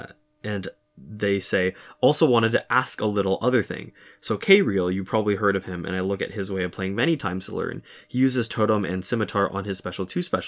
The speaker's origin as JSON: {"language": "English", "country": "Russia", "first_language": "Russian", "second_language": "English", "said": "I'm from Russia and I speak Russian, which feels weird to admit with, quote, the current situation."}